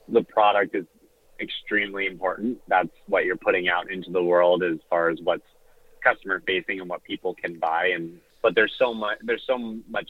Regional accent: Southern California, United States; I'm originally from Southern California

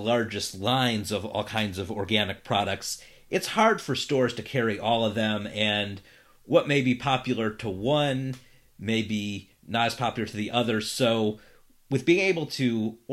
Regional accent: Cleveland, Ohio, United States; moved away; I'm originally from Cleveland, so lifelong Cleveland Browns fan

